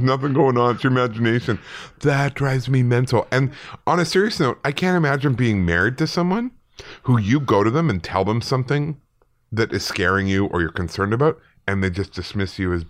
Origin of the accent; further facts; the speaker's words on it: Manchester, North West England, United Kingdom; now in Northern Ireland; I'm from Manchester, UK, originally, but now live in Northern Ireland.